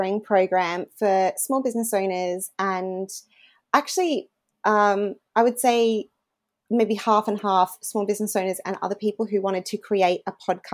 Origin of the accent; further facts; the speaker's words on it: regional Queensland, Australia; moved away as an adult; also born or lived in United Kingdom; I actually worked as a reporter in my hometown where we're living again now in regional Queensland for 5 years.